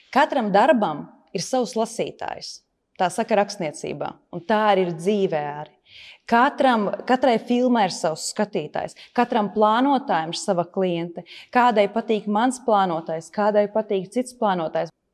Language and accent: Latvian; Latvia; mēs taču esam no Latvijas